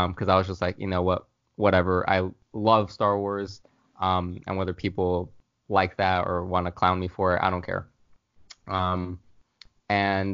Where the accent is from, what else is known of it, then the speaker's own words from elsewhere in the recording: Florida, United States; I'm from Florida